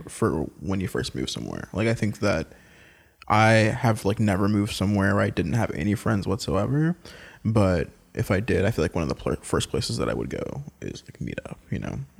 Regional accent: North Carolina, United States; now in Washington, D.C., United States; I'm originally from North Carolina

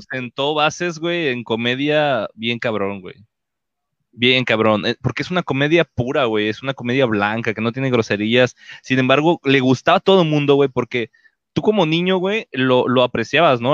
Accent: Mexico; todos aquí somos mexicanos

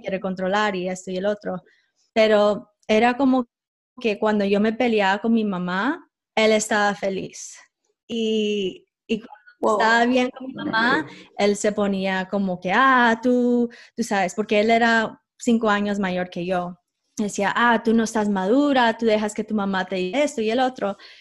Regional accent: United States; yo como nací en los Estados Unidos

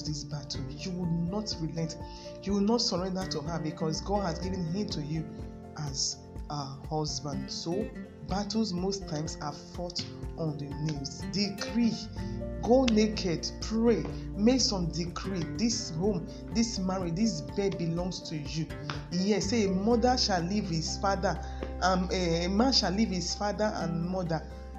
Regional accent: Lagos, Nigeria; I was born in Lagos State, I grew up there, and I went to primary, secondary school there

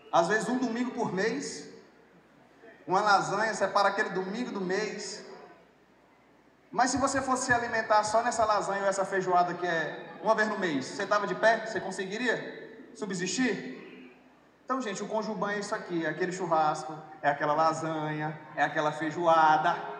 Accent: Altamira, Pará, Brazil; moved away as an adult; also born or lived in Paragominas, Pará / Sergipe; eu sou um paraense, eu nasci em Paragominas. Nasci em Paragominas, cidade que fica ali 4, 5 horas de Belém, mas com 8 anos de idade fui para Altamira, no Pará

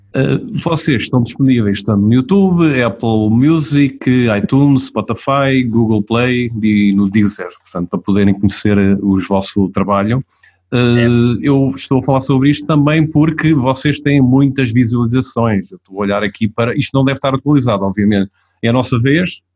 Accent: Portugal; eu nasci lá perto, pá, nasci em Beniz

